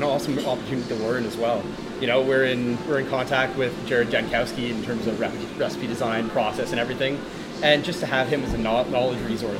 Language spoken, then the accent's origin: English; Montreal, Quebec, Canada; moved away as an adult; now in Toronto, Canada; I'm from Montreal, grew up there, born and raised.